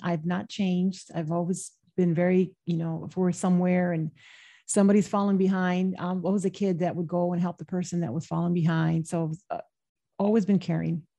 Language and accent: English; Michigan, United States; I was born and raised in the Midwest in Michigan